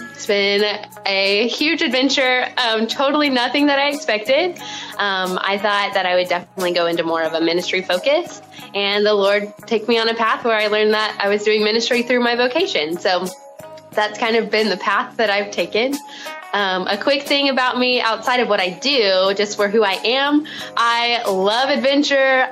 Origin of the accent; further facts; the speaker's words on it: Morrilton, Arkansas, United States; moved away as an adult; also born or lived in Tulsa, Oklahoma; I was born and raised in a super tiny town um, called Morrilton in Arkansas. You'll definitely hear it in my accent.